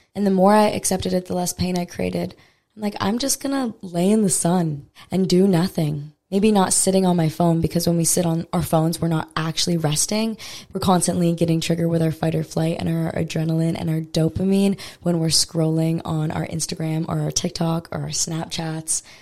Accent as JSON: {"language": "English", "area": "Maui", "region": "Hawaii", "country": "United States", "said": "I'm from Maui, Hawaii originally, and I've never lived on Oahu"}